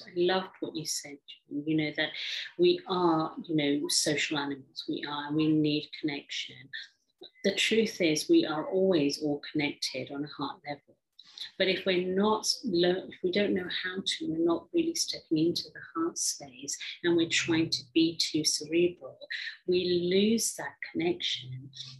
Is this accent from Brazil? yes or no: no; England, United Kingdom; also born or lived in Africa; I grew up in England, although I was born in Africa from an Indian background.